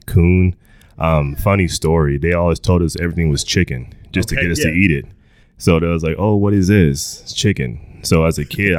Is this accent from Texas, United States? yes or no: yes; Clarksville, Texas, United States; Honestly, man, I was young, but I was old enough to see like my family, how we didn't have a lot, you know. And going to town was like a vacation.